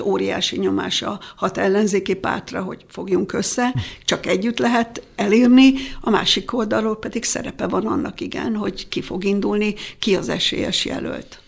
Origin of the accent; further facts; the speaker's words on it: Nagykáta, Pest, Hungary; én nagykátai születésű vagyok, ott jártam iskolába, rokonaim vannak